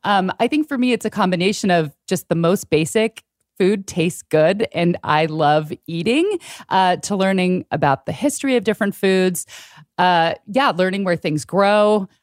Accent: San Francisco Bay Area, California, United States; born or raised there

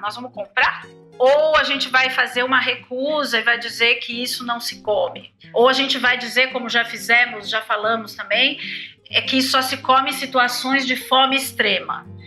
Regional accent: Brazil; A gente, como brasileiros

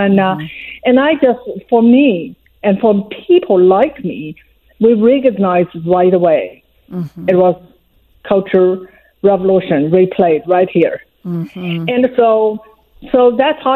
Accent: China; English is a second language; moved away as an adult; now in United States; I was born in China, in Mao's China

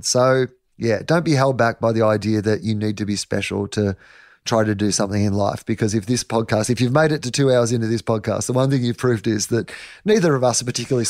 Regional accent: Denison, Australia; I'm from Anderson's Road, Denison. My dad's a dairy farmer. There's 250 people where I'm from, you know.

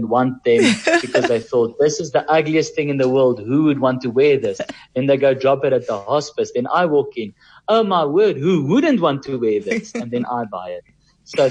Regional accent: Kempton Park, Gauteng, South Africa; also born or lived in Cape Town; I'm from the East Rand

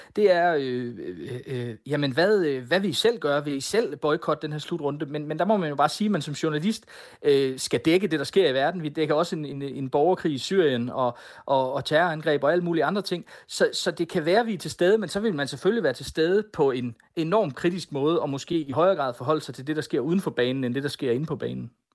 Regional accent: Denmark; Men nu er vi danskere

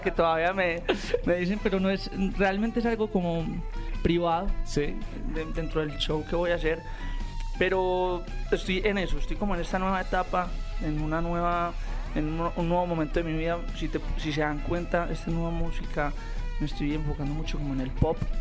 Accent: Medellín, Antioquia, Colombia; yo vengo de Medellín, donde es la meca del pop

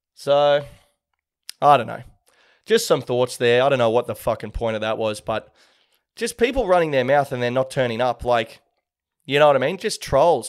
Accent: Sydney, New South Wales, Australia; I'm just from Sydney

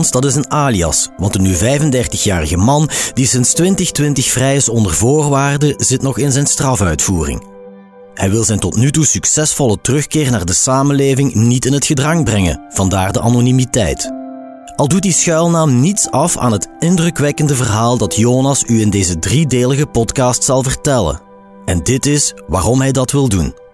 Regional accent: Antwerp province, Flanders, Belgium; moved away; also born or lived in Limburg; Ik ben eh, opgegroeid in de provincie Antwerpen.

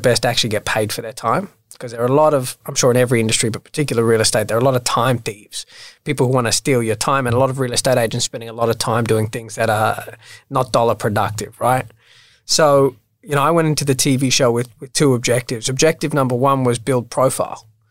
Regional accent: Sydney, New South Wales, Australia; also born or lived in London; now in Sydney, Australia; I was born in Australia. I grew up in Bondi, so originally a Bondi boy.

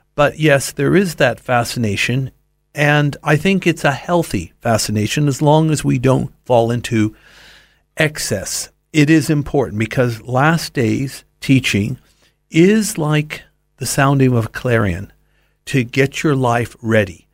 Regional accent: Los Angeles, California, United States; I grew up in Los Angeles

